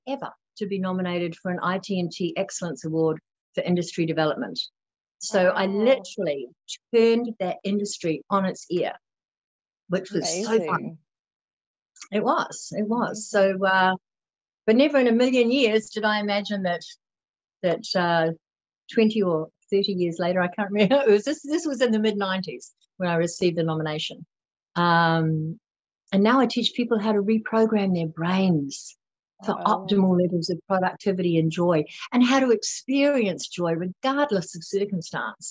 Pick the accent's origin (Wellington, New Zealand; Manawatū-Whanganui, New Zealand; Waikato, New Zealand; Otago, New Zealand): Wellington, New Zealand; moved away as an adult; also born or lived in Sydney, Australia; I'm from New Zealand. I was raised in the valley where Rivendell was filmed in Lord of the Rings